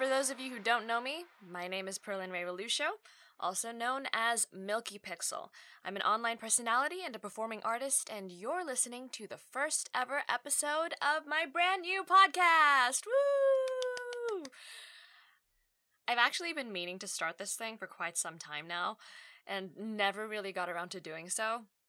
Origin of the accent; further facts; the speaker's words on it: Australia; I'm an Australian-born Asian woman. The joke here is that I don't sound Australian. I've lived here for 3 decades now